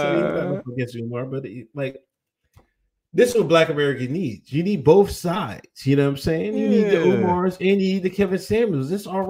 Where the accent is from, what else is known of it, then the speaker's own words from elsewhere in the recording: India; I am from India. Shout out to India in the house.